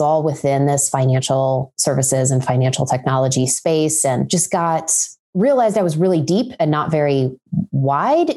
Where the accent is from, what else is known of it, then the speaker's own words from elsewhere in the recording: Ohio, United States; I grew up in Ohio, so I'm a fellow Midwesterner